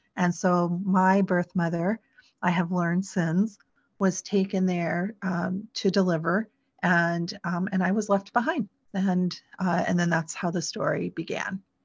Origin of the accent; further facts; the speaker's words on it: Sioux City, Iowa, United States; I was born in Iowa. I was born in Sioux City, Iowa